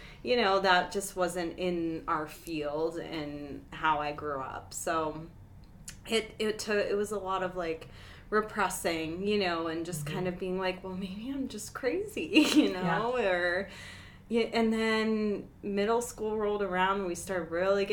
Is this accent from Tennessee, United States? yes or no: no; Pennsylvania, United States; moved away as an adult; now in Denver, United States; I'm from Pennsylvania originally